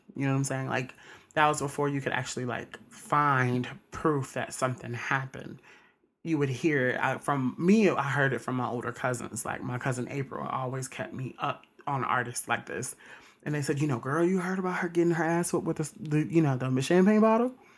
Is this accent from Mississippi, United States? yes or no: yes; Mississippi, United States; I'm from Mississippi